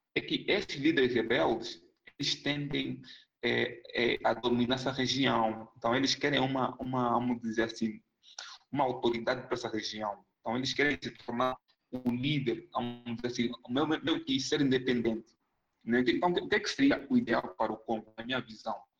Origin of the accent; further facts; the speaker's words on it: Angola; moved away as an adult; also born or lived in São Paulo, Brazil; now in Minas Gerais, Brazil; eu sou angolano, né? Vim da Angola em 2011 para o Brasil